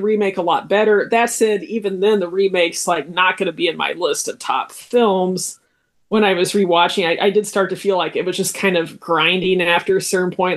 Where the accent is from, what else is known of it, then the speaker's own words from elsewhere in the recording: United States; as an American